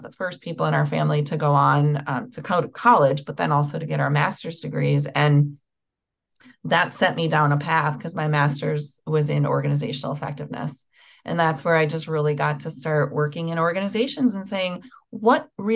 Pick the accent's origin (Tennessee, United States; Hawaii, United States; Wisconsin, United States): Wisconsin, United States; Milwaukee; I grew up in Milwaukee, Wisconsin